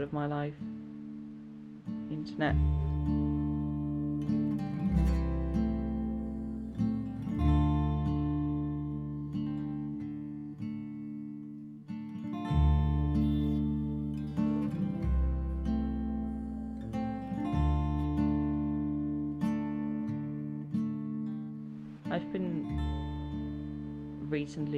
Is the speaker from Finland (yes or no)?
yes; Jyväskylä, Central Finland, Finland; moved away as an adult; now in Brighton, United Kingdom; I'm from Jyväskylä, Finland, but I live in Brighton now